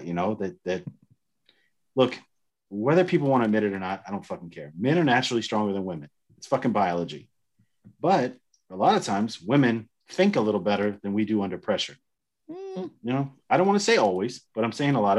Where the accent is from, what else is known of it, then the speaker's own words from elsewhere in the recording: the South, United States; I grew up in the South